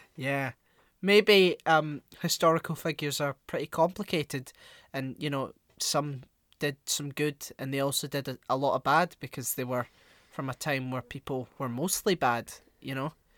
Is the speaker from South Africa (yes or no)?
no; Glasgow, Scotland, United Kingdom; I'm some dickhead from Glasgow